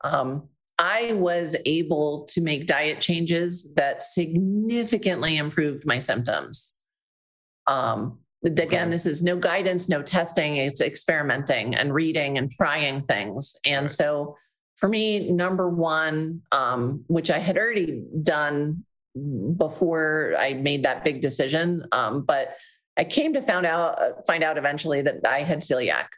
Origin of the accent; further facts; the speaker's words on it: New Jersey, United States; I'm from Jersey